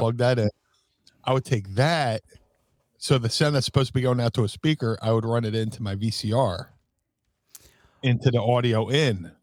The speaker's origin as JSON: {"language": "English", "town": "Atlantic City", "region": "New Jersey", "country": "United States", "tie": "born or raised there", "said": "growing up in Atlantic City"}